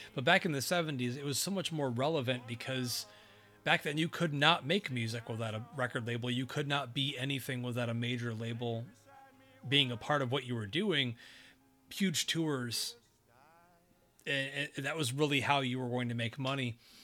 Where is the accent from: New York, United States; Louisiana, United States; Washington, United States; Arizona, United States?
New York, United States; Binghamton; my hometown, Binghamton